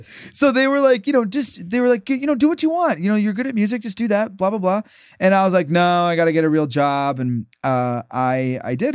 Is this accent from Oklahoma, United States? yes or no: no; Minnesota, United States; moved away; I'm originally from Minnesota